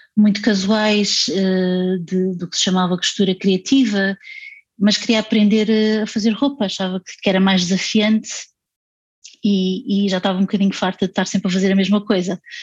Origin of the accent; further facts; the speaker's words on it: Setúbal, Portugal; em Setúbal eu, eu ia muitas vezes ao teatro